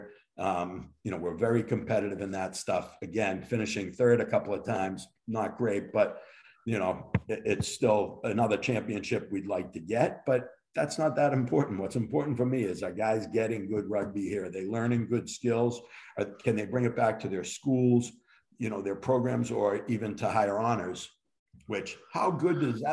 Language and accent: English; Boston, Massachusetts, United States; where I grew up in Boston